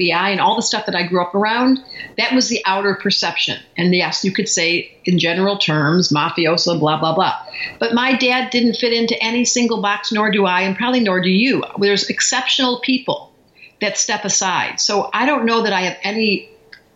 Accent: Detroit, Michigan, United States; We grew up in Detroit.

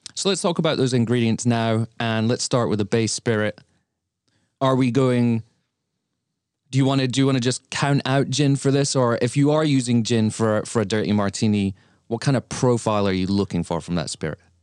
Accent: Lincoln, East Midlands, United Kingdom; now in New York City, United States; my hometown, Lincoln, where I grew up in the U K

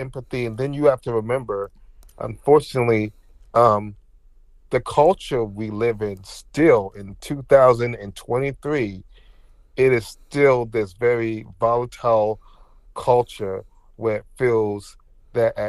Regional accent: New Jersey, United States; also born or lived in Newark, New Jersey; I was born in Newark, New Jersey, okay, and my mom, she didn't want me to like live in the hood or anything, so I was raised in a predominantly like white town, in New Jersey

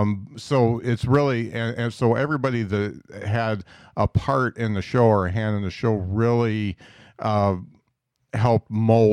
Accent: Indiana, United States; I'm an Indiana guy.

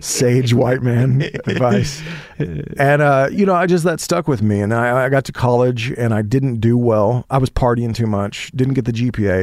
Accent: Holdenville, Oklahoma, United States; I grew up in Holdenville, Oklahoma

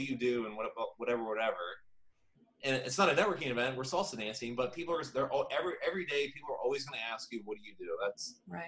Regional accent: Indiana, United States; now in Florida, United States; I'm from Indiana. I've, you know, went to IU

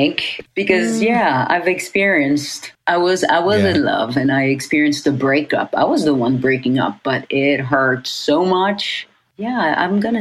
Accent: Paris, Île-de-France, France; also born or lived in Beirut, Lebanon / New York, United States; now in Los Angeles, United States; I grew up in Paris

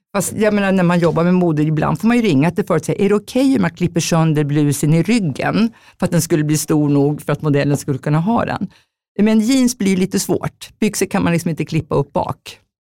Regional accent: Jämtland, Sweden; moved away; also born or lived in Stockholm; jag är egentligen från Jämtland, en bondstorsa helt enkelt, uppfött på älgkött

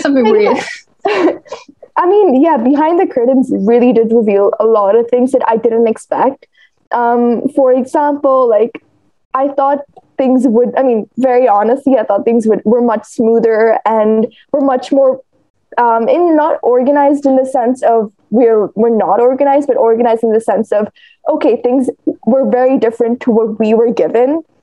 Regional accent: India; I'm from India

